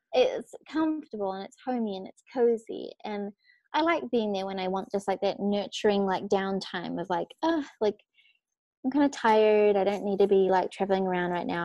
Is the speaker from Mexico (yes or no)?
no; New Zealand; moved away as an adult; also born or lived in Australia; I was born in New Zealand, but I like now I literally only am in New Zealand for Christmas time with my family